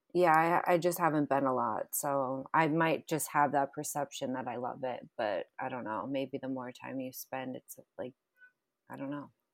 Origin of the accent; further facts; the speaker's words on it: Boston, Massachusetts, United States; moved away; I'm from Boston, Massachusetts